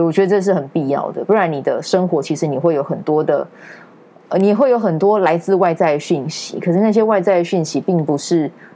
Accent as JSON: {"language": "Chinese", "town": "Kaohsiung", "country": "Taiwan", "moved": "as an adult", "lives_now": "Taipei, Taiwan", "said": "我不是台北人，嗯。对，我高雄人，然后那个时候上来的时候就在饭店业工作这样"}